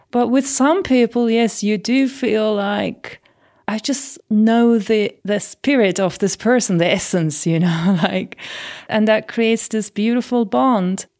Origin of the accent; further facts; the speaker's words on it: Turkey; growing up in Turkey and swimming before I could walk